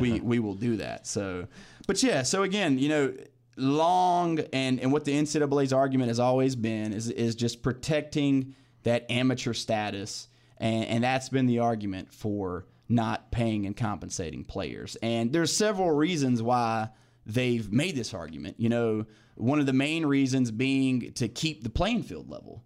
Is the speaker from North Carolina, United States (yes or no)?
yes; Clayton, North Carolina, United States; grew up in Clayton, born and raised, live in Clayton now.